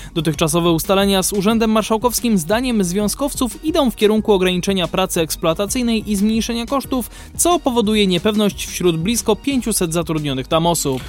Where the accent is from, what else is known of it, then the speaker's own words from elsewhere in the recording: Kraków, Lesser Poland, Poland; u nas w Krakowie